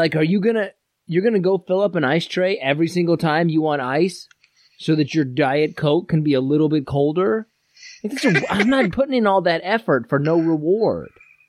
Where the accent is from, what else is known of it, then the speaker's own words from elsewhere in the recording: Midwest, United States; I'm from the Midwest.